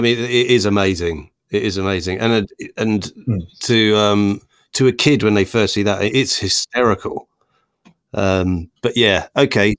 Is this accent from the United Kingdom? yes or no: yes; Worstead, East of England, United Kingdom; three lifelong Norfolk chums